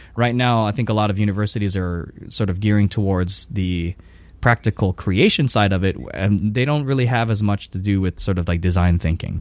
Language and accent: English; Hawaii, United States; moved away as an adult; also born or lived in Japan; I'm from Hawaii, so I was back in Hawaii for like two years living at my parents' house